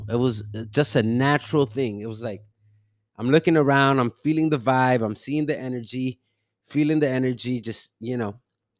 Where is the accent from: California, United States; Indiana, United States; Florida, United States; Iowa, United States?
Florida, United States; Miami; also born or lived in Dominican Republic; now in Cabarete, Dominican Republic; I'm originally from Miami, and I live in Dominican Republic.